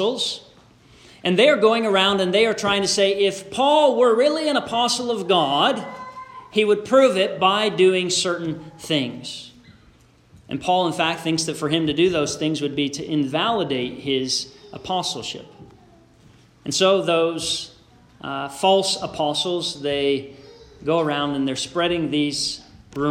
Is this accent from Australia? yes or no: no; Canada; also born or lived in Beamsville, Ontario; a Canadian citizen who was attending school in the States